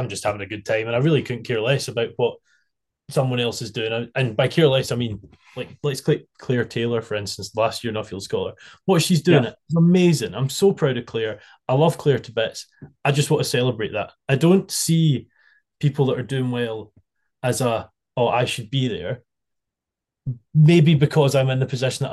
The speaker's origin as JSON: {"language": "English", "country": "United Kingdom", "said": "we as British people"}